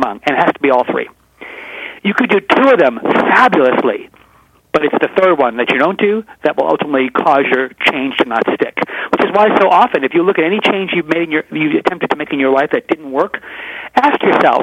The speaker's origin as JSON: {"language": "English", "region": "New York", "country": "United States", "moved": "yes", "said": "I'm originally from New York"}